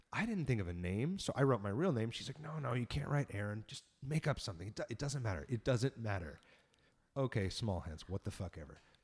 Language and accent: English; San Diego, California, United States; just being a punk rock kid growing up in San Diego